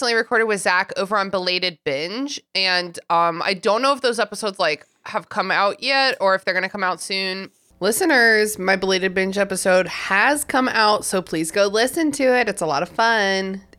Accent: Fairfax, Virginia, United States; now in Richmond, United States; I grew up in Fairfax, which like has nothing. It has like a very shitty bus system.

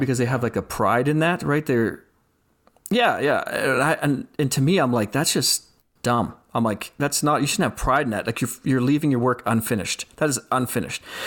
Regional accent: Saskatchewan, Canada; now in Calgary, Canada; I grew up in Saskatchewan

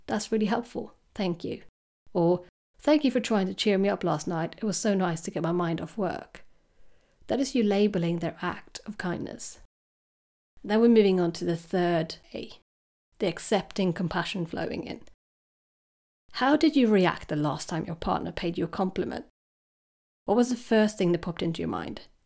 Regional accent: Sweden; now in United Kingdom; I come from Sweden

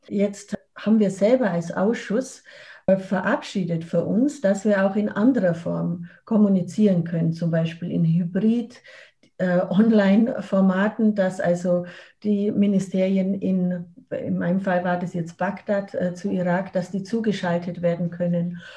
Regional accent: Germany; Als Deutsche

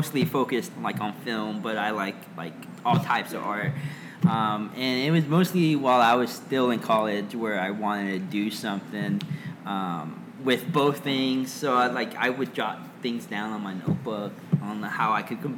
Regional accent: Los Angeles, California, United States; also born or lived in Guatemala; From Guatemala, I grew up in Los Angeles

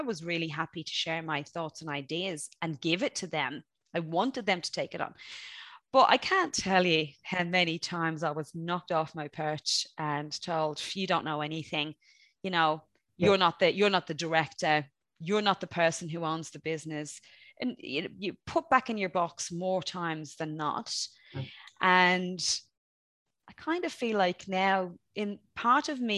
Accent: Dublin, Leinster, Ireland; also born or lived in Graiguenamanagh, County Kilkenny; I'm from Dublin, but I'm also from, part of my growing up was in a beautiful place called Greignamana, County Kilkenny

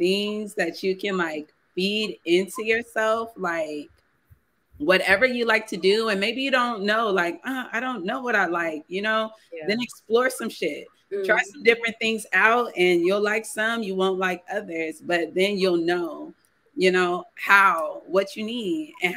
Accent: San Antonio, Texas, United States; we're both from San Antonio

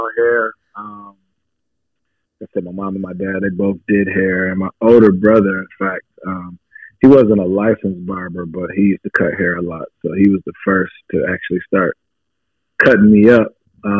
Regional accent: Ypsilanti, Michigan, United States; I'm originally from Ypsilanti, Michigan. It's a small city about 25 miles west of Detroit

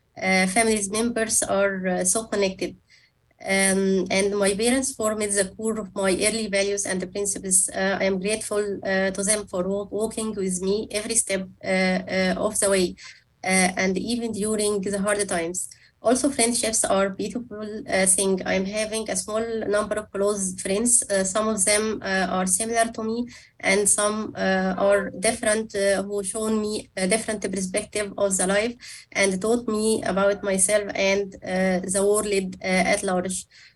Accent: Cairo, Cairo Governorate, Egypt; And Cairo is really a wonderful place. Egyptians are friendly, open to other cultures, and known for their good hospitality.

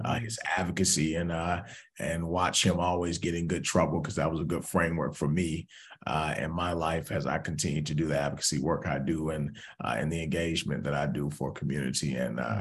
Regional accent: Atlanta, Georgia, United States; now in Boston, United States; I'm originally from Atlanta, Georgia, born and raised

